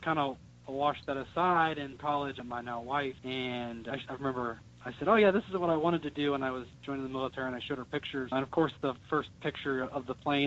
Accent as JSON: {"language": "English", "town": "Cincinnati", "region": "Ohio", "country": "United States", "tie": "born or raised there", "said": "I grew up in Cincinnati"}